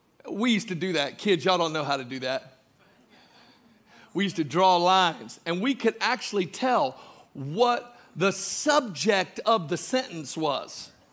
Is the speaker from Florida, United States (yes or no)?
yes; Mulberry, Florida, United States; accent: Southern; I'm from the South. I speak a special kind of English. It has Mulberry influences, okay? I grew up in this little town called Mulberry.